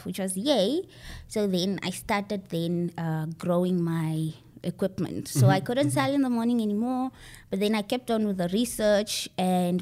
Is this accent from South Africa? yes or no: no; Windhoek, Khomas, Namibia; I grew up in Windhoek and Shandubala